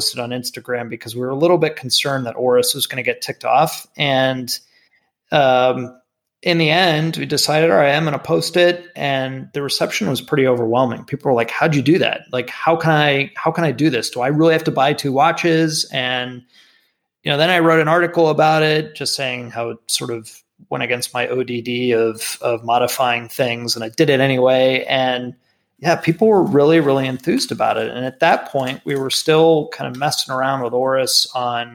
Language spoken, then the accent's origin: English; South Florida, United States; moved away as an adult; I grew up in South Florida